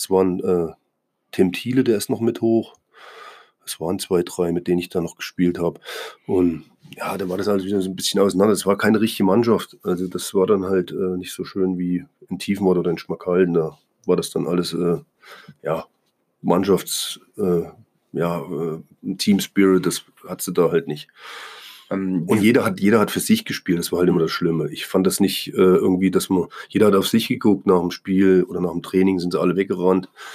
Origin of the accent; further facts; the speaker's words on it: East Germany, Germany; moved away; also born or lived in Bremen; ich als Ossi